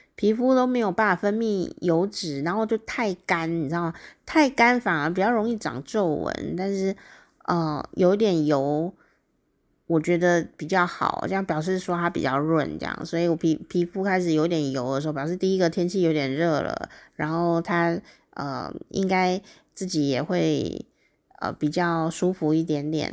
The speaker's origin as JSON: {"language": "Chinese", "region": "Taichung", "country": "Taiwan", "tie": "born or raised there", "moved": "yes", "lives_now": "Taipei, Taiwan", "said": "因为我是台中人啊，呃，我是台中少数很喜欢太阳饼的人哦"}